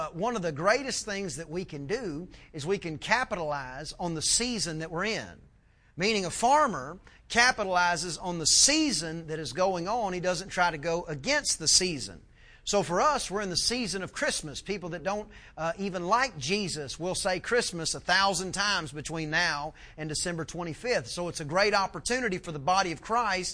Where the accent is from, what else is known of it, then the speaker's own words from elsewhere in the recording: East Texas, United States; I'm from East Texas